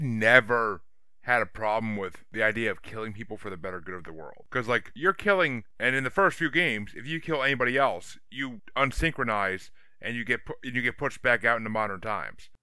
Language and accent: English; New York, United States; now in Massachusetts, United States; I'm from New York originally and I'm from, I live in Massachusetts